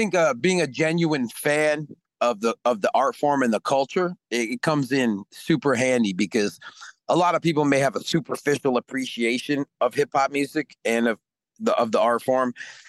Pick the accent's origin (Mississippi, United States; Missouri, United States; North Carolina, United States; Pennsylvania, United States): Mississippi, United States; born there; You know, I was born in Mississippi, so I'm a blues man, jazz man, like in my heart, you know.